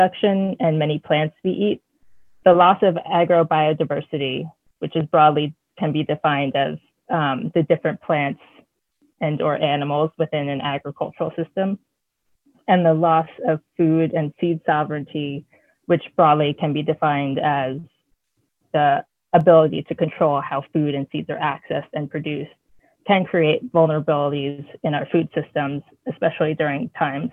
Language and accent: English; New Jersey, United States; also born or lived in Pennsylvania / Maine; now in St. Lawrence County, New York, United States; so we lived in Pennsylvania, Maine, but I grew up in New Jersey.